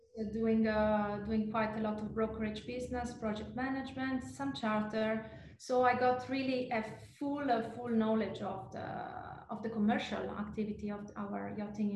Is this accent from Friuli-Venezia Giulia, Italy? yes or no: yes; Trieste, Friuli-Venezia Giulia, Italy; moved away as an adult; now in French Riviera, France; my story comes from the very northeastern part of Italy. I was defined by the industry, the Italian with the Austrian pinch, because actually the region of Trieste borders with Slovenia and Austria